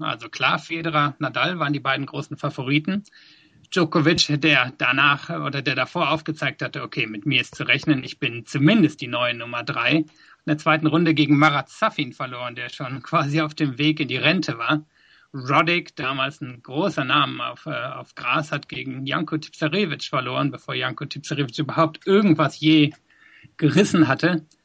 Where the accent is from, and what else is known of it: Germany; born or raised there; moved away as an adult; also born or lived in South Africa; now in London, United Kingdom